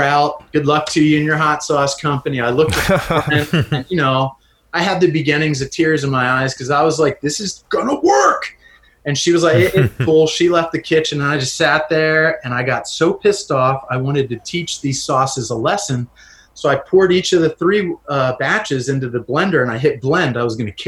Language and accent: English; Lancaster, Pennsylvania, United States; moved away as an adult; now in North Kohala, United States; my hometown, Lancaster, Pennsylvania